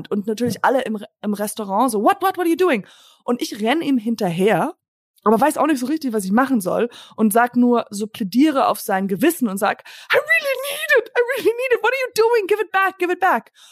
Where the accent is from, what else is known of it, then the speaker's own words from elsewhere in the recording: Germany; weil ich gesagt habe, ich bin Deutsche und diese Deutschen, die haben